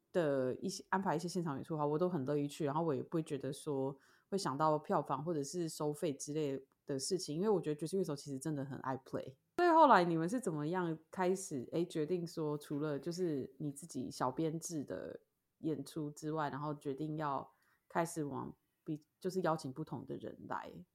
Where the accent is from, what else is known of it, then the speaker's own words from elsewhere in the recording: Taoyuan, Taiwan; also born or lived in United States; now in Hualien, Taiwan; 我现在又，又住花莲，然后我老家在桃园